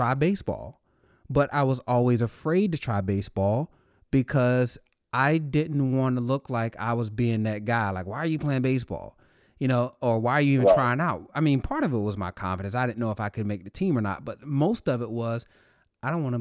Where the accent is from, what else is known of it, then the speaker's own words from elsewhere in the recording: North Carolina, United States; moved away; coming from North Carolina